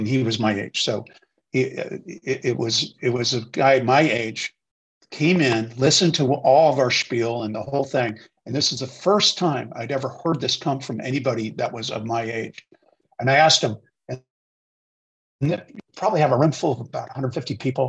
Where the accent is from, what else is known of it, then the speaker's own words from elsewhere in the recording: Washington, District of Columbia, United States; I grew up in Washington, D.C.